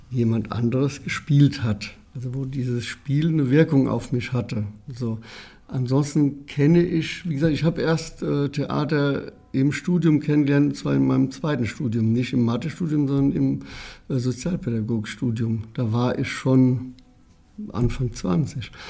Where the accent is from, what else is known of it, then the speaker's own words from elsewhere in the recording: Herdorf, Rhineland-Palatinate, Germany; born there; In, einem Klein, in einer Kleinstadt, Herdorf heißt sie, und liegt am Rande, am nordöstlichen Rande des Westerwaldes